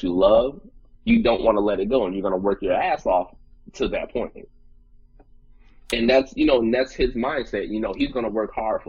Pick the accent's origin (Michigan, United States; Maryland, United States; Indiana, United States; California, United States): Michigan, United States; Saginaw; we're from Saginaw